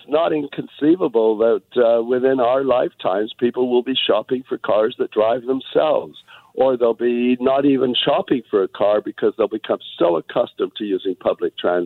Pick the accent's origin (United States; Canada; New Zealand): Canada; Toronto, Ontario; now in Vancouver, Canada; I grew up in Toronto and I remember in the 1950s when the subway line opened there